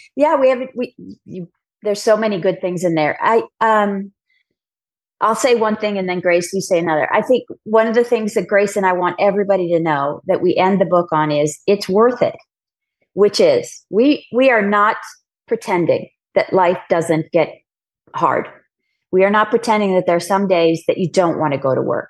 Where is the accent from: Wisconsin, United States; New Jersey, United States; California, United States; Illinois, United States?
California, United States; San Diego; moved away as an adult; also born or lived in New York; as a kid growing up in San Diego, I realized pretty early on I didn't want to stay in San Diego